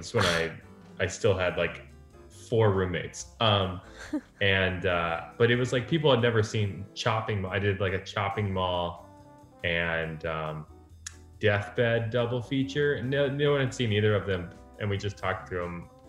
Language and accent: English; Florida, United States; I'm from Central Florida.